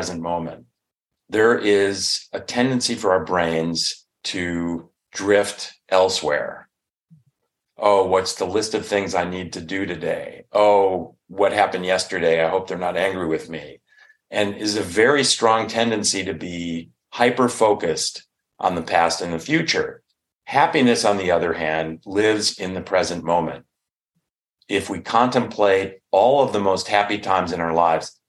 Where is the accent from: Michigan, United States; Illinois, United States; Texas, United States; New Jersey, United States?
Illinois, United States; Chicago; now in Northern California, United States; I'm from the Chicago area